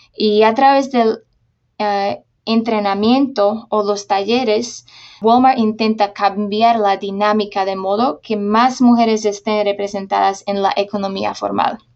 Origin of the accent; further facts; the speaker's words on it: Slovakia; Spanish is a second language; moved away as an adult; also born or lived in Honduras / Uruguay; yo me nací en Eslovaquia